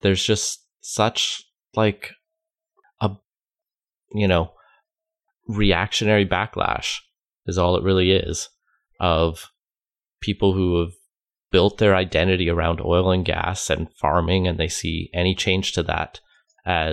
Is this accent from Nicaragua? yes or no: no; Alberta, Canada; I grew up in Alberta